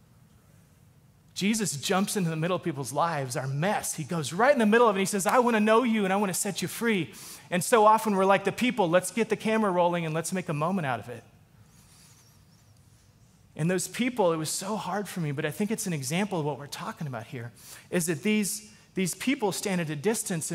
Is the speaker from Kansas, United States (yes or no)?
no; Alaska, United States; moved away as an adult; also born or lived in Texas; I grew up in Alaska